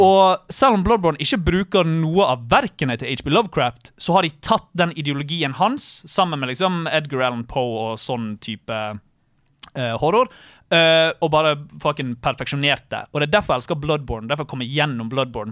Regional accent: Bergen, Vestland, Norway; der jeg kommer fra, i Alvøen i Bergen

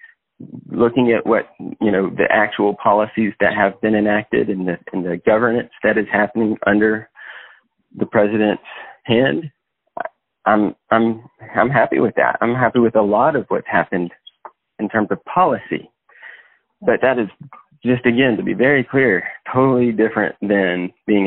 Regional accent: Texas, United States; I'm from Texas. I was born there, lived there my whole life

